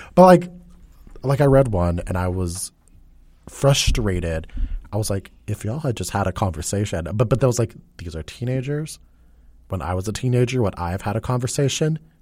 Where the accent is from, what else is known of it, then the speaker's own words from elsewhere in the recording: United States; I am an American